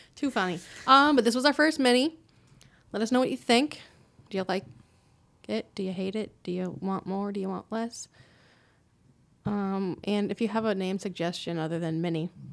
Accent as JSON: {"language": "English", "town": "Quincy", "region": "Massachusetts", "country": "United States", "tie": "born or raised there", "said": "we grew up in Quincy"}